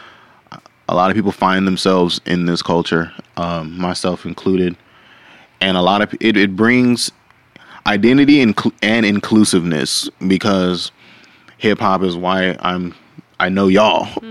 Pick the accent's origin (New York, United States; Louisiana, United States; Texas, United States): Texas, United States; Fort Worth; I'm from Fort Worth